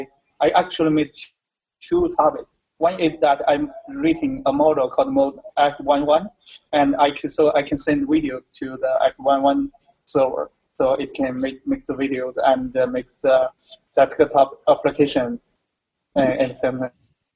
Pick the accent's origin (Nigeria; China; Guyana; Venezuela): China; from China.